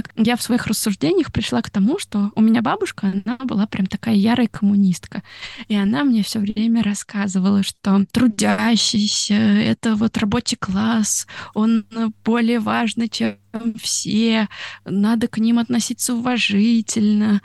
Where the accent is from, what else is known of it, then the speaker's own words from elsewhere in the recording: Russia; moved away as an adult; also born or lived in Italy; now in Tokyo, Japan; я из России